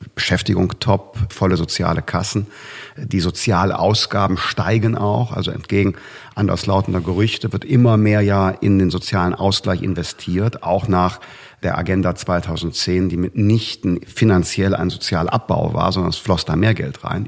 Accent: North Rhine-Westphalia, Germany; In meinem Heimatland Nordrhein-Westfalen

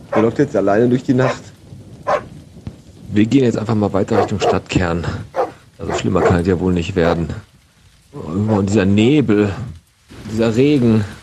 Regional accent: Bottrop, North Rhine-Westphalia, Germany; ich komme aus Bottrop.

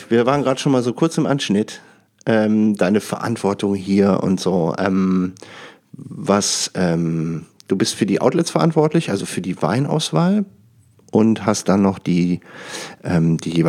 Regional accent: Düsseldorf, North Rhine-Westphalia, Germany; in, wo ich herkomme, Düsseldorf.

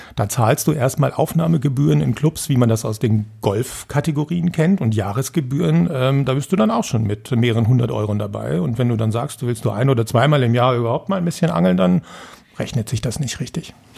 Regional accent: Putzbrunn, Bavaria, Germany; in Putzbrunn, da wo ich herkomme

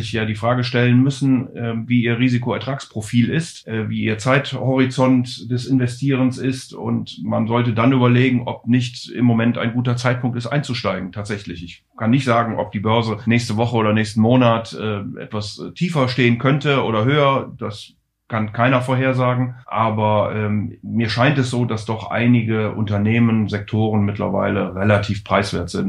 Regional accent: Rhineland, Germany; ich bin ja Rheinländer und von daher natürlich per se schon mal sozusagen mit Geburt Optimist

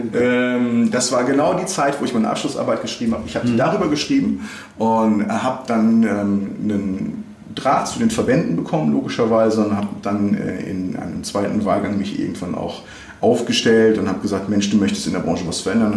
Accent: Bocholt, North Rhine-Westphalia, Germany; moved away as an adult; now in Cologne, Germany; ich bin 72 in Bocholt geboren worden und äh, habe in Bocholt in einem total konservativen Umfeld äh, Abitur gemacht

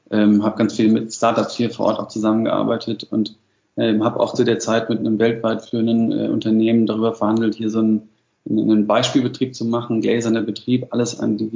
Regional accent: Madlitz, Brandenburg, Germany; also born or lived in mountains; Und gleichzeitig bin ich halt immer eigentlich in der Natur groß geworden. Also am Anfang äh, in den Bergen und, und, und dann nach der Wende eben immer mehr schon in Madlitz

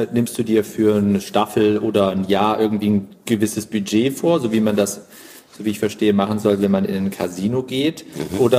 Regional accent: Cologne, North Rhine-Westphalia, Germany; habe ich ja erlebt hier als Kölner

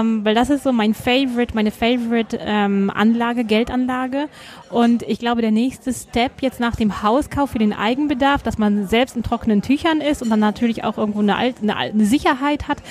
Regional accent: Germany; now in Tyrol, Austria; als Deutsche in eine Tiroler Skilehrerausbildung zu haben

